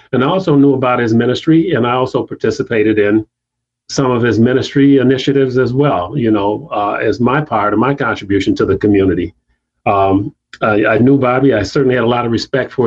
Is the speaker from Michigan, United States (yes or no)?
yes; South Haven, Michigan, United States; also born or lived in Chicago, Illinois / Cottondale, Alabama; I started elementary school right here in South Haven, where I grew up